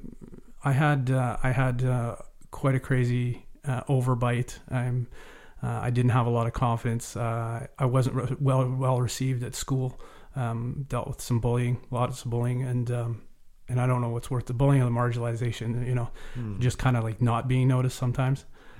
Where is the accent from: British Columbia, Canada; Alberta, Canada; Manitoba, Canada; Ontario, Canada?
British Columbia, Canada; Cobble Hill; also born or lived in Cowichan Valley; So I was raised in Vancouver Island, in Cobble Hill. My father was RCMP officer, very prominent in the community.